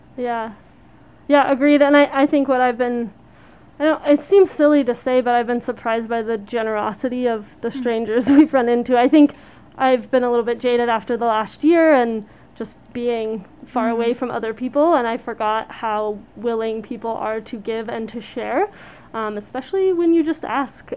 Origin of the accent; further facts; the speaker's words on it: Colorado, United States; I grew up in Colorado